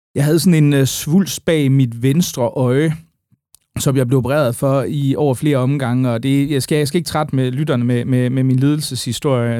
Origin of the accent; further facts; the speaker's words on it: Aarhus, Central Denmark Region, Denmark; now in Amager, Denmark; jeg er jo oprindeligt aarhusianer